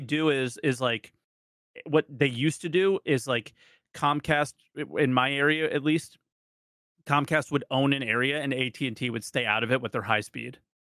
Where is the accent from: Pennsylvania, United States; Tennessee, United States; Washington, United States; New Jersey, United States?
New Jersey, United States; I grew up in New Jersey